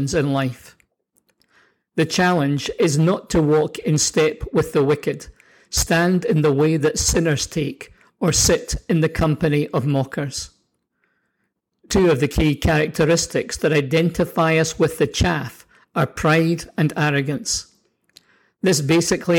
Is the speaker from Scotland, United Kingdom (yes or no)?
yes; Scotland, United Kingdom; also born or lived in New Zealand; now in Canada; growing up in Scotland